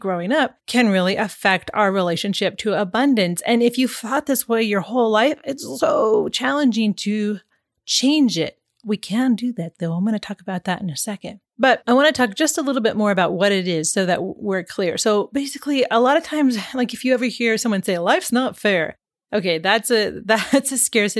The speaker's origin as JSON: {"language": "English", "region": "Pacific Northwest", "country": "United States", "tie": "born or raised there", "moved": "yes", "said": "growing up in the Pacific Northwest"}